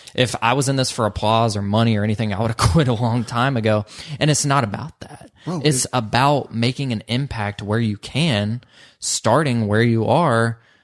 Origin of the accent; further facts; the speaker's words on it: Social Circle, Georgia, United States; I'm from Social Circle, Georgia, and a lot of people that are raised there don't dream big